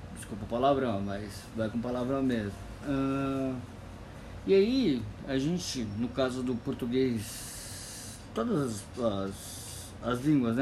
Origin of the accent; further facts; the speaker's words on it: Brazil; para mim que sou brasileiro. Eu, brasileiro